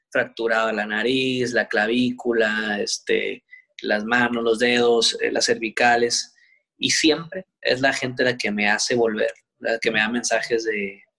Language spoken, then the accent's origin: Spanish; Mexico; como si fuera Japón, Estados Unidos, pero pues todos somos mexicanos.